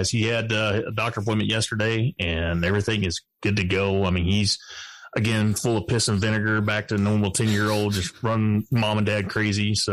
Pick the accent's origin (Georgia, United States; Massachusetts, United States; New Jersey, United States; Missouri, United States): Georgia, United States; now in Texas, United States; I was born in Georgia